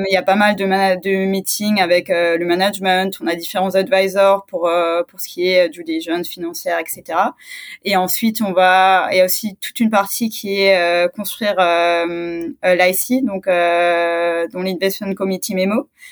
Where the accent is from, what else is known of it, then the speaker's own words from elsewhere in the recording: Strasbourg, Grand Est, France; je suis originaire de, de Strasbourg